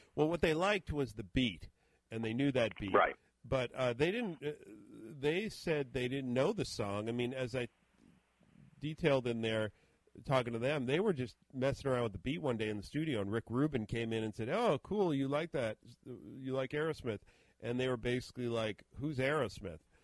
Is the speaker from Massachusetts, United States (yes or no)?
yes; Boston, Massachusetts, United States; a small AM station here in the Boston area where I where I grew up